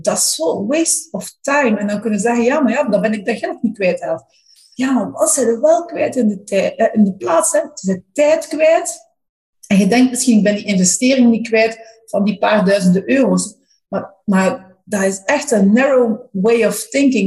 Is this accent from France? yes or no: no; Flanders, Belgium; maar als Vlamingen